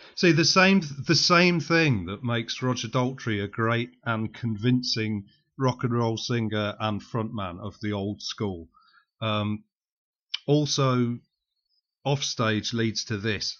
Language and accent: English; West Midlands, United Kingdom; I'm from the West Midlands